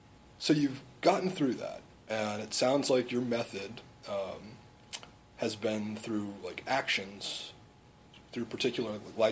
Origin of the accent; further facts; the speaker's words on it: South Florida, United States; I'm from South Florida myself.